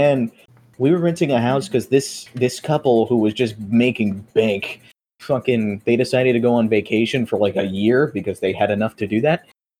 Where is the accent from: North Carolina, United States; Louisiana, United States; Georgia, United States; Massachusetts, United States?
Louisiana, United States; Opelousas; born there; now in San Antonio, United States; Yeah, I was born in Opelousas, Louisiana. Don't ask me to spell it. It's been 18 years, and I still don't fucking know.